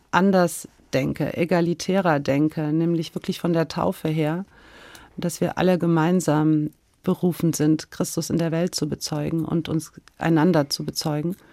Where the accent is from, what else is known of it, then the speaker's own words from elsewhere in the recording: Hesse, Germany; now in Bonn, Germany; ich bin in Hessen groß geworden mit, ich habe mich immer gern verkleidet